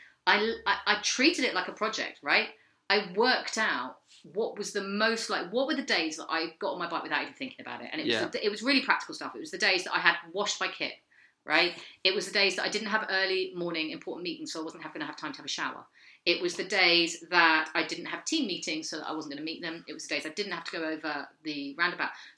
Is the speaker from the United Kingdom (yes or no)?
yes; London, United Kingdom; I'm from London